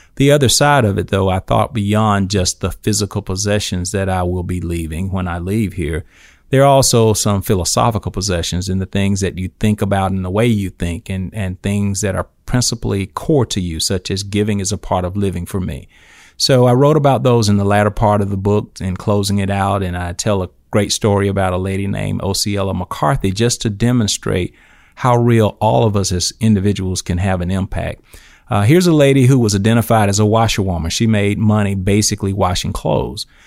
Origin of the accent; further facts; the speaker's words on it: Eufaula, Alabama, United States; I grew up in Eufaula, Alabama, uh, Barber County